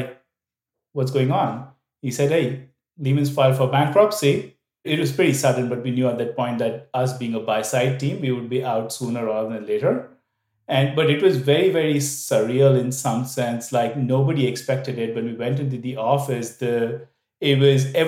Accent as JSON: {"language": "English", "country": "India", "tie": "born or raised there", "also_born_or_lived": "Vietnam", "moved": "as an adult", "said": "I am from India. I grew up there, did all of my education there"}